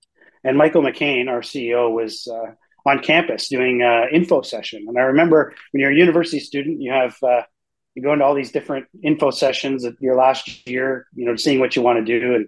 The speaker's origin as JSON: {"language": "English", "town": "Toronto", "region": "Ontario", "country": "Canada", "tie": "born or raised there", "said": "And I was born and raised in Toronto"}